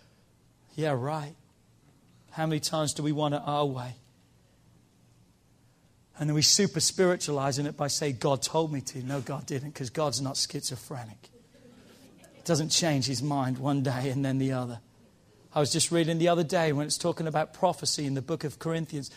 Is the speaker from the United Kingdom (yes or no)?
yes; United Kingdom; now in United States; I'm British. I was born in Britain. I just got my American citizenship